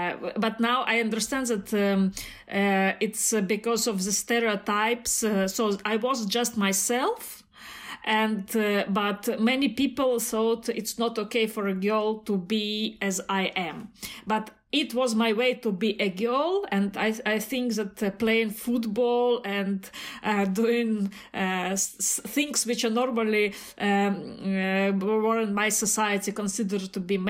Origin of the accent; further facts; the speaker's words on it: Belarus; now in Germany; As Mikhail said … from Belarus, and now I live in Germany